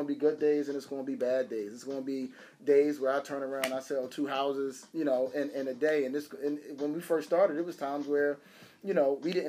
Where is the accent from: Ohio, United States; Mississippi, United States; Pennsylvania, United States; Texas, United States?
Pennsylvania, United States; Philadelphia; I'm from Nicetown. Like, I'm from Nicetown. I'm from Logan. Like, this is, you know, I come from some of the roughest neighborhoods in Philadelphia.